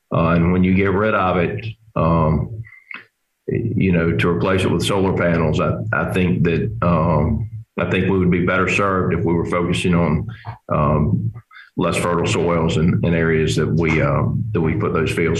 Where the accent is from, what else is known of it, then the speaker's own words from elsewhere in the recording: Georgia, United States; Georgia, my home state